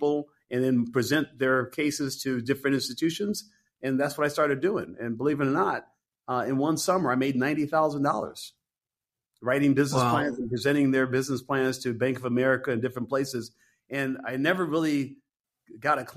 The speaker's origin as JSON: {"language": "English", "town": "Detroit", "region": "Michigan", "country": "United States", "tie": "born or raised there", "also_born_or_lived": "San Francisco", "moved": "as an adult", "said": "Detroit, my hometown"}